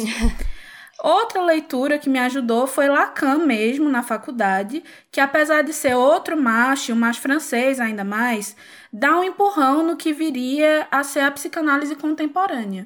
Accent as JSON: {"language": "Portuguese", "region": "Pernambuco", "country": "Brazil", "said": "sou pernambucana, como já deve ter dado para perceber pelo sotaque"}